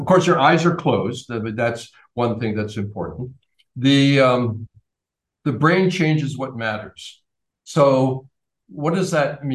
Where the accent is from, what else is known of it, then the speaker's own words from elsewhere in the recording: Canada; I'm from Canada